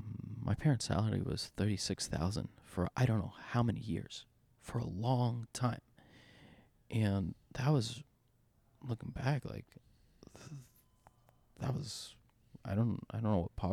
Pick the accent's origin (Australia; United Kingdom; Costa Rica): Costa Rica; Yes, I'm brown. Yes, I'm Hispanic. Yes, I'm from Costa Rica.